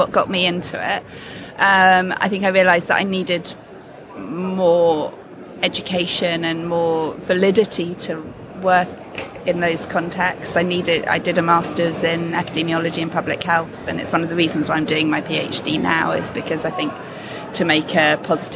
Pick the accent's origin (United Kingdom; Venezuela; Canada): United Kingdom; to be British